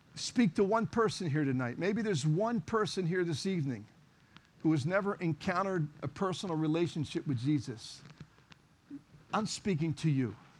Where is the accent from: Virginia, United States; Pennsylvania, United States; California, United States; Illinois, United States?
Pennsylvania, United States; Philadelphia; I was born and raised in Kensington, ran the streets of Kensington